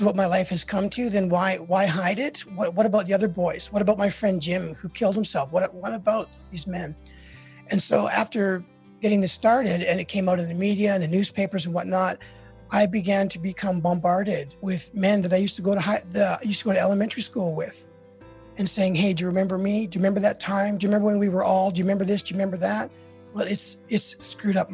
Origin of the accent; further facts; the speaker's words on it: Canada; now in United States; I'm Canadian